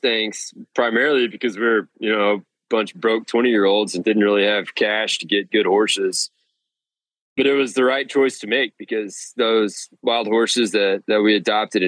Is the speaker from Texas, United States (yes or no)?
yes; Amarillo, Texas, United States; also born or lived in Bozeman, Montana; now in Austin, United States; From Amarillo originally, and then lived in Bozeman for a bit. And then now I'm down in Austin, Texas.